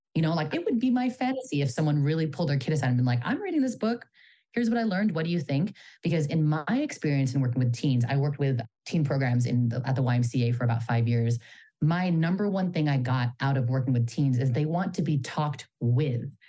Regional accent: Bay Area, California, United States; I'm a Filipino American daughter of immigrants from the Bay Area

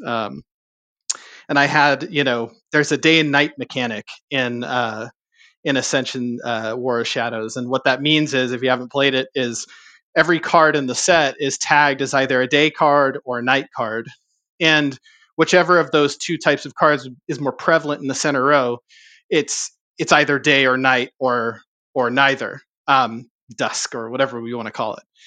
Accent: Southern California, United States; I grew up in Southern California

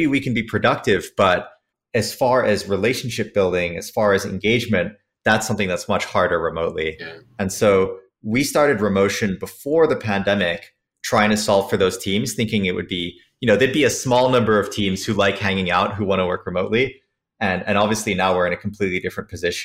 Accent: Switzerland; also born or lived in San Francisco; now in New York, United States; I grew up in Switzerland, came to the States because I loved American airplanes and wanted to work on those

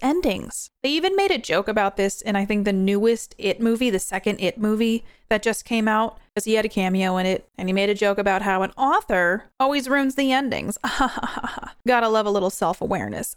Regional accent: New York, United States; moved away; also born or lived in New Hampshire; I'm from New York. I lived in New Hampshire for a very long time

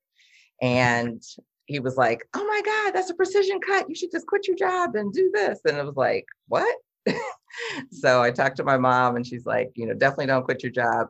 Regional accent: Detroit, Michigan, United States; I'm from Detroit.

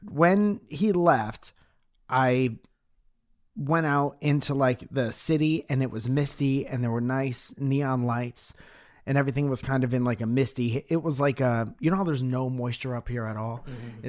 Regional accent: Northeast, United States; I'm from the Northeast.

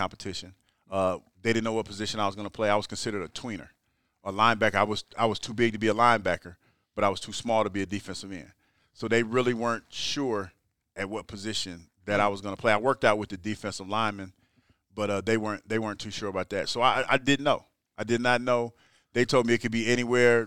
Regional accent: Ohio, United States; moved away as an adult; I'm from Ohio

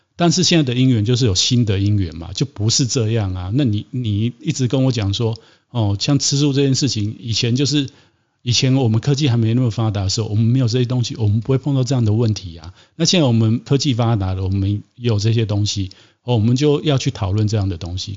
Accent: Taiwan; 我们台湾人民

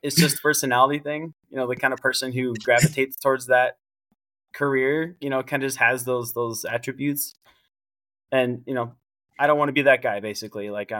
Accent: Camp Pendleton, California, United States; You know, I grew up around the Marine Corps. My dad did 23 years. He retired when I was 9.

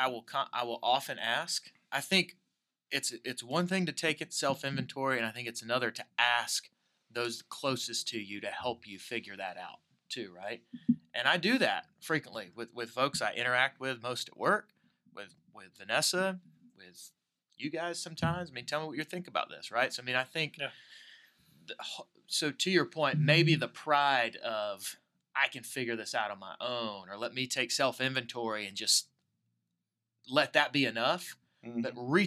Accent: Tennessee, United States; Lucky for me, I'm from Tennessee.

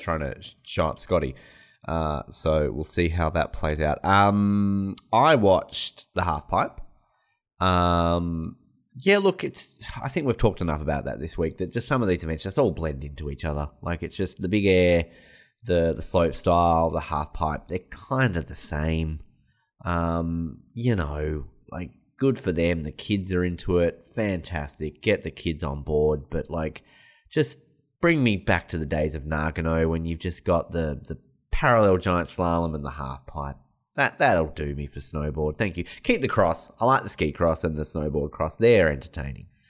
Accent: Australia; as an Australian

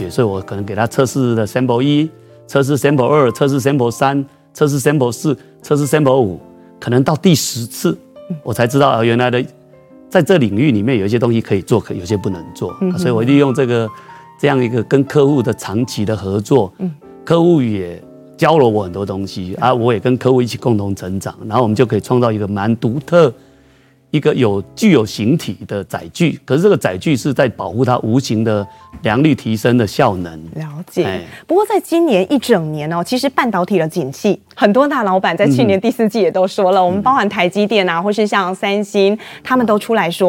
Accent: Sanchong, New Taipei, Taiwan; 因为我来自三重的模具界的黑手老板嘛，

